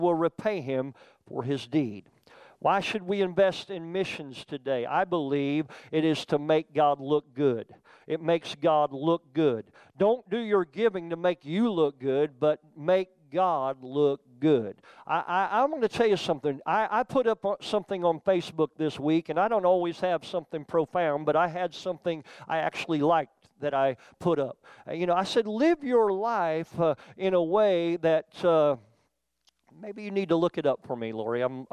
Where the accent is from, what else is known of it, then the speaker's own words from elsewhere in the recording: Oklahoma, United States; also born or lived in Youngstown, Ohio; I grew up in Oklahoma